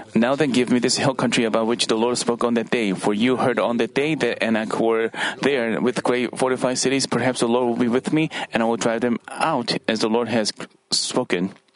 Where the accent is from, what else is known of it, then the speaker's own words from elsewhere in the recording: Paju, Gyeonggi Province, South Korea; English is a second language; moved away; also born or lived in Seoul; Paju is my hometown